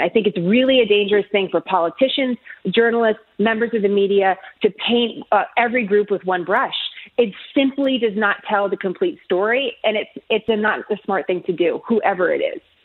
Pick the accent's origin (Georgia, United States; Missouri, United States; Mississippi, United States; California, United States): California, United States; San Francisco; now in Texas, United States; when I grew up in San Francisco